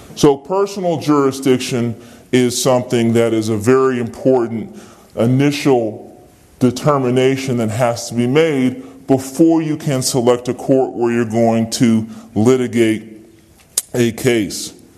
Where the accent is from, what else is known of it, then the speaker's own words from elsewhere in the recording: Virginia, United States; I'm from Virginia.